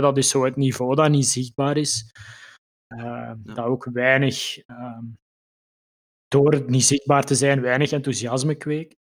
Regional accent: Limburg, Flanders, Belgium; moved away as an adult; now in Mechelen, Belgium; Ik, eh, woon ondertussen tien jaar in Mechelen. Ik ben afkomstig uit Limburg

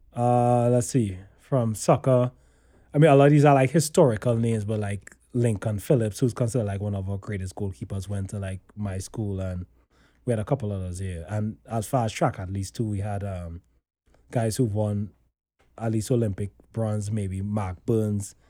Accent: Trinidad & Tobago; moved away; I grew up in Trinidad

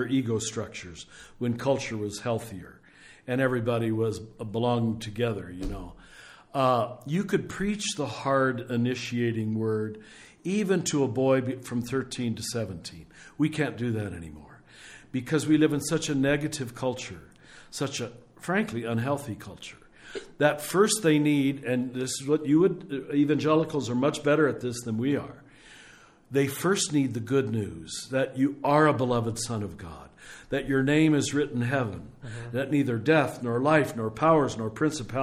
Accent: Kansas, United States; when I was growing up in Kansas

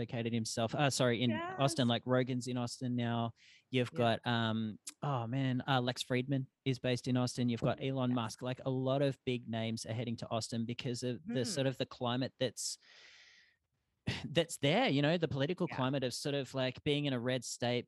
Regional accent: Australia; moved away; growing up in Australia, especially, like I was born in 85

